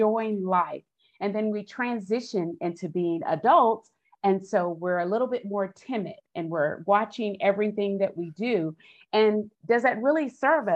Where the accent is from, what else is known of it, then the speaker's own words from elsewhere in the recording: Austin, Texas, United States; I'm originally from Austin, Texas, and I'm the youngest of six children